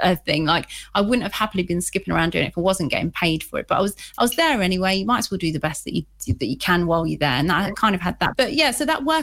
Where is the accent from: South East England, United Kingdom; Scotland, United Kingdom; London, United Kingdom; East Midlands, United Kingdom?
East Midlands, United Kingdom; Leicester; I'm actually originally from here. And I was brought up in quite a rough area of Leicester, actually.